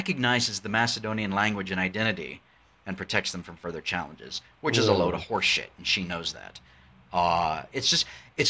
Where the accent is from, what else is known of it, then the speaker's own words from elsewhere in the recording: United States; as an American